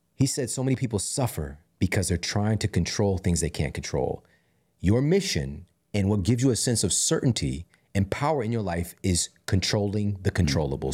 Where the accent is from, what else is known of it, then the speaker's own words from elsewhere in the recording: Ferguson, Missouri, United States; moved away; also born or lived in St. Louis; I'm being from Ferguson and seeing, I'm, I'm living in this glorified food desert.